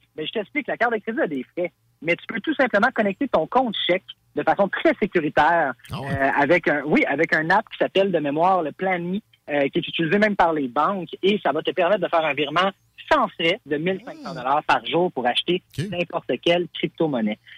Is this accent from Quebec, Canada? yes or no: yes; Carignan, Quebec, Canada; je suis banlieusard. Je viens de Carignan